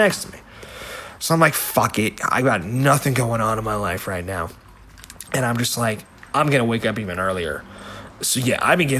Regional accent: Bergen County, New Jersey, United States; moved away as an adult; now in California, United States; I grew up in Bergen County, New Jersey

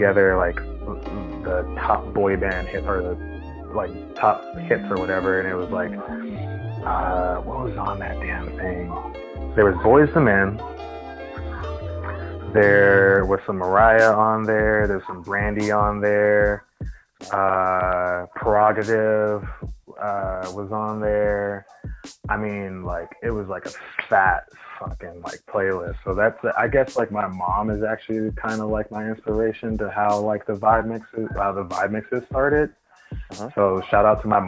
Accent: California, United States; as a Californian

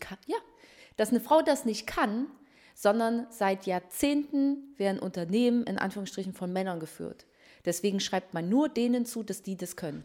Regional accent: Waldheim, Saxony, Germany; Ich bin Journalistin, äh, geboren in Waldheim in Sachsen.

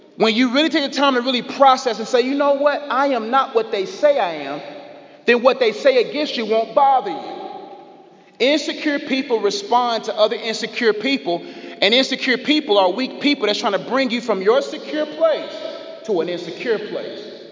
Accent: Nigeria; I'm Nigerian

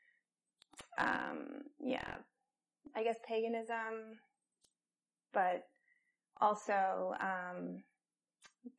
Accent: Colorado, United States; I grew up in Colorado, and Native American folklore was prevalent.

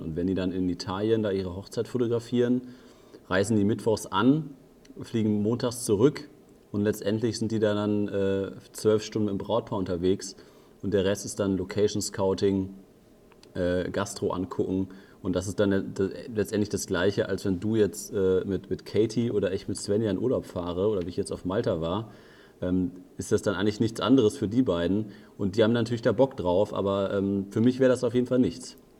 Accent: Germany; dass ich in Deutschland sitze und als Deutscher

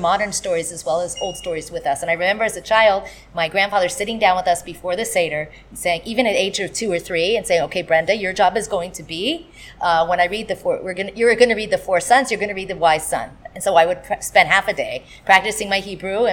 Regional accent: Northern California, United States; I grew up in Northern California

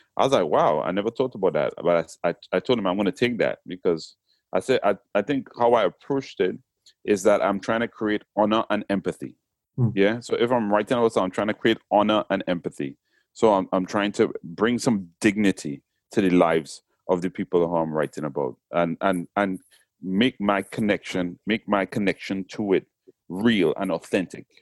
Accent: Trinidad & Tobago; accent: Trinidadian; moved away as an adult; now in England; even though I was born in England, went to Trinidad when I was three, and came back to England when I was 19. So I was raised in Trinidad.

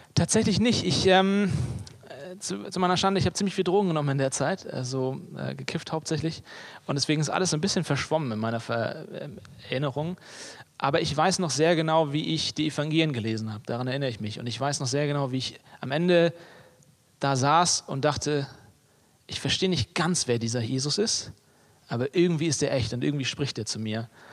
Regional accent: Hamburg, Germany; moved away as an adult; now in Leipzig, Germany; ich bin Hamburger in meinem Herzen. Ne? Also ich, ich komme ich komm von hier, ich bin hier geboren, aufgewachsen

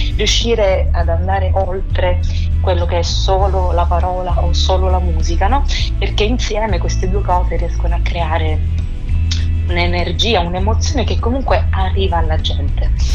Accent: Sicily, Italy; now in Rome, Italy; la mia terra, appunto la Sicilia

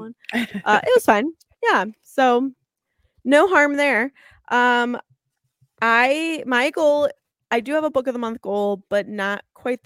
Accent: United States; I'm American

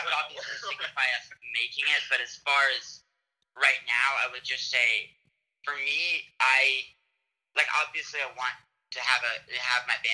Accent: San Diego, California, United States; moved away; I'm from San Diego

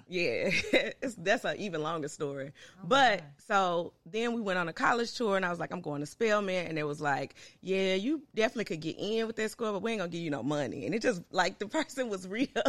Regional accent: Memphis, Tennessee, United States; also born or lived in Clarksville, Tennessee; I love growing up in North Memphis

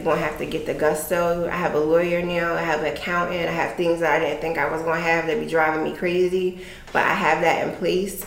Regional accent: Chester, Pennsylvania, United States; I'm from Pennsylvania. I'm from Chester

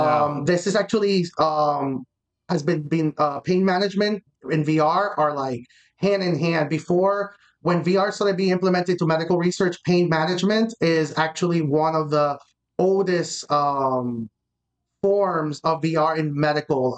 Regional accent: Miami, Florida, United States; I'm from Miami

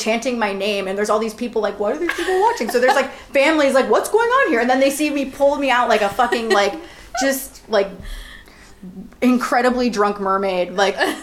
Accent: North Royalton, Ohio, United States; I'm actually known in my hometown as, like, one of the best swimmers to ever come out of North Royalton High School

